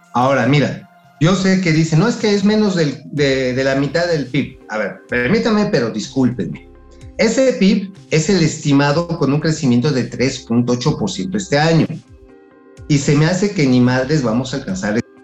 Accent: Tula de Allende, Hidalgo, Mexico; en la de Tula, de donde soy originario. Por cierto, ahí en mi tierra, en Tula

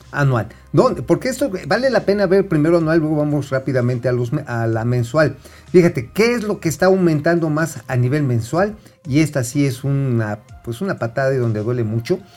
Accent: Mexico City, Mexico; o en Azcapolanco, allá en mi tierra de los chintololos

